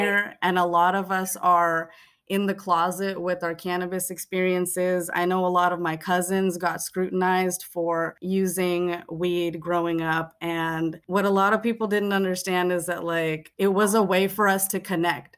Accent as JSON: {"language": "English", "area": "Bay Area", "region": "California", "country": "United States", "tie": "born or raised there", "said": "Being in the Bay Area and being Fijian Indian and growing up"}